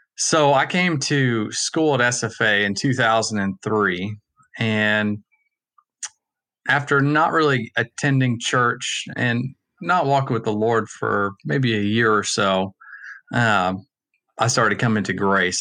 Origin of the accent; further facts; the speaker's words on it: Allen, Texas, United States; I'm from Allen